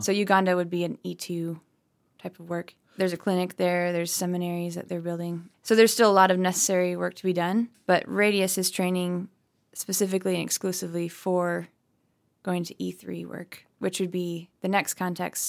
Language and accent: English; Lansing, Michigan, United States; I was born in Lansing, and then I think when I was probably four or five years old, we moved to a farm. So now we live on a hobby farm